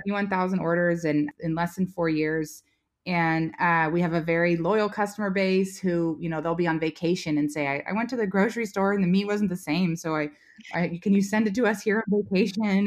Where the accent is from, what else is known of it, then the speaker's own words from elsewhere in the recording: Menlo Park, California, United States; moved away as an adult; also born or lived in Virginia; I was raised in Silicon Valley and at Menlo Park